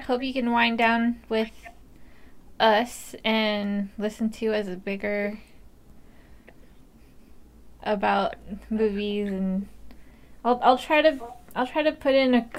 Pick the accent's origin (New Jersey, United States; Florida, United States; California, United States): California, United States; Like, this is how I talk, and like, I'm from California